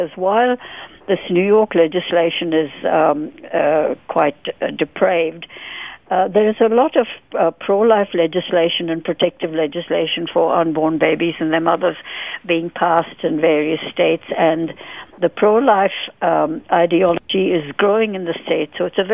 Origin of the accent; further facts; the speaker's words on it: India; I'm Indian born, and I'm Indian, brown Indian in skin color as well